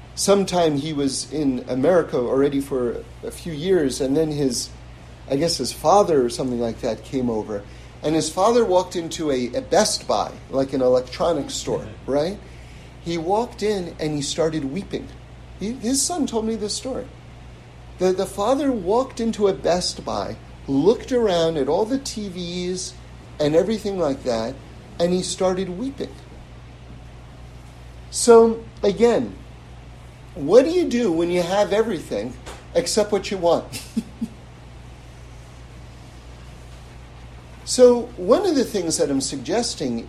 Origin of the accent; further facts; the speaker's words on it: New York City, New York, United States; now in Los Angeles, United States; I grew up on the Upper West Side in New York